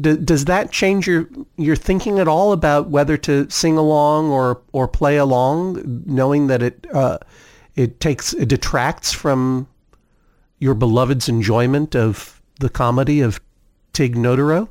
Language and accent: English; Brookline, Massachusetts, United States; also born or lived in Cambridge, Massachusetts; I was born in Cambridge, Massachusetts, moved very early on to Brookline